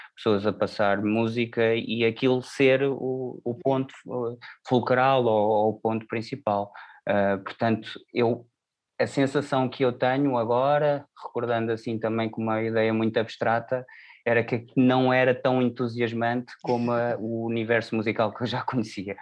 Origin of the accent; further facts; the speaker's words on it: Alverca do Ribatejo, Lisbon, Portugal; first language Portuguese; eu cresci nos subúrbios de Lisboa, sou da Alverca